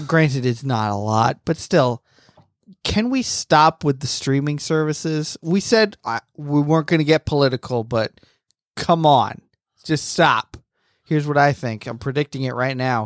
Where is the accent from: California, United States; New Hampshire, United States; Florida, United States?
Florida, United States; moved away; I'm from Florida